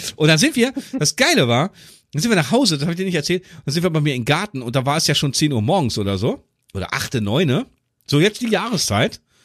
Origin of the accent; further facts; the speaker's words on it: Göttingen, Lower Saxony, Germany; bei uns in Göttingen